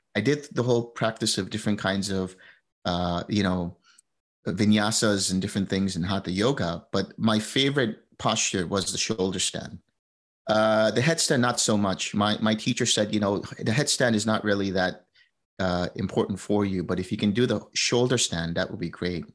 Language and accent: English; United States; also born or lived in India; I grew up in, uh, New Jersey, New York.